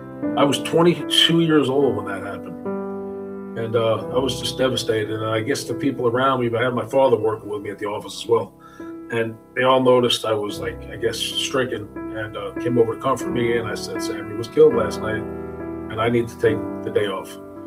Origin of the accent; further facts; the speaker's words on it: New York City, New York, United States; I was born and raised in New York City, actually from Brooklyn. And I was from a middle-class area called Bensonhurst, Gravesend area of Brooklyn. We were in an upper middle class neighborhood. It was a very peaceful, safe neighborhood. A lot of Italians